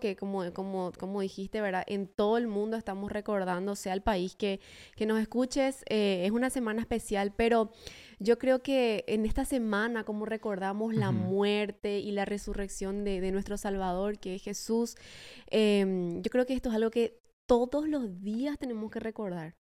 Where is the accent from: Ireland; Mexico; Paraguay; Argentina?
Paraguay; moved away as an adult; now in Oklahoma City, United States; a mis compatriotas